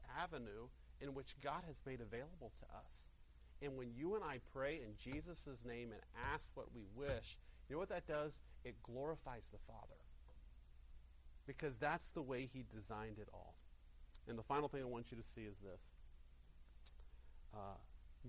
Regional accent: Greenville, South Carolina, United States; my hometown of Greenville, South Carolina.

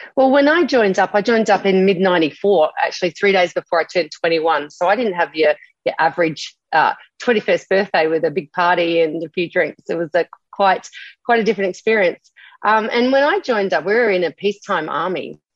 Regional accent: Adelaide, South Australia, Australia; now in Gold Coast, Australia; growing up in Adelaide

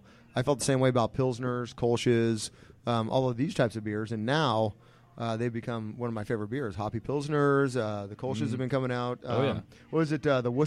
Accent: California, United States; I'm from California.

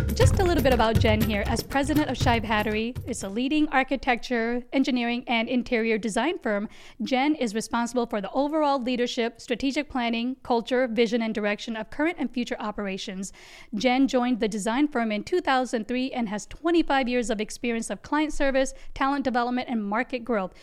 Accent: United States; also born or lived in Gujarat, India; Came to being raised in the second largest democracy, America.

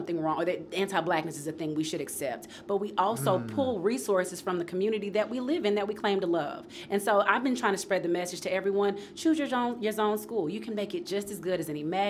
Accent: Nashville, Tennessee, United States; I grew up in North Nashville, should have been zoned to White's Creek

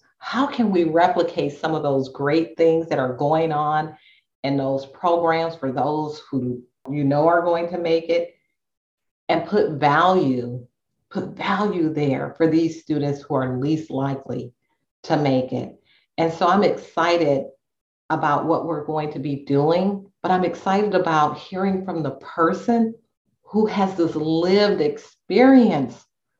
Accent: Inglewood, California, United States; I grew up in Inglewood. So I don't know if you know that about me, but I grew up in Inglewood.

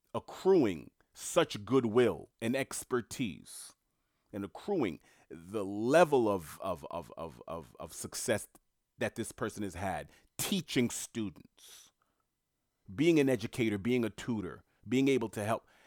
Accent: New York City, New York, United States; moved away; I'm born and raised in Queens

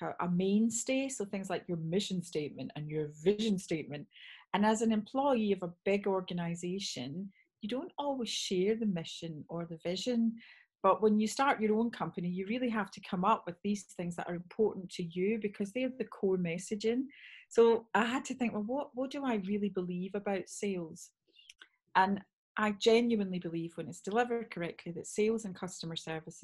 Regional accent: Scotland, United Kingdom; moved away; also born or lived in Bath; although I'm from Bath, I'm actually Scottish.

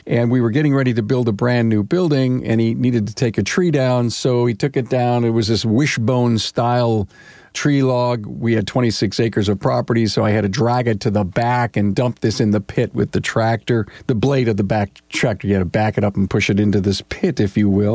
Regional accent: Orchard Park, New York, United States; I grew up in Orchard Park, New York

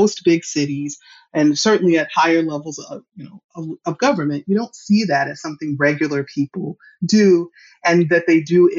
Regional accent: Western Kentucky, United States; now in El Cajon, United States; I grew up in Western Kentucky

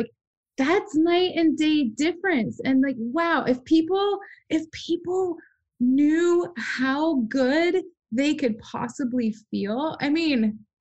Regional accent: Midwest, United States; I come from the Midwest

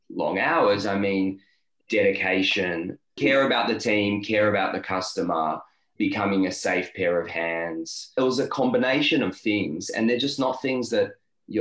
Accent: Tel Aviv, Tel Aviv District, Israel; moved away as an adult; now in Melbourne, Australia; So I grew up in Tel Aviv in Israel.

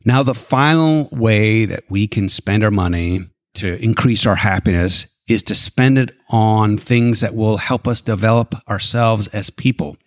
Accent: Alberta, Canada; now in United States; I was born and raised in Alberta, Canada.

